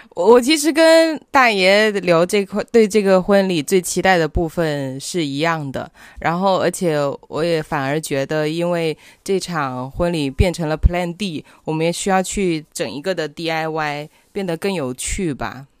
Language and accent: Chinese; Guangdong, China; 我们广东人嘛